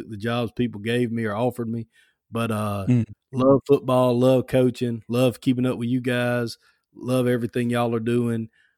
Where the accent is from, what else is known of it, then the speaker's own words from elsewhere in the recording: Alabama, United States; I'm from Alabama, South Alabama. I went to Foley High School, and I went to University of Alabama.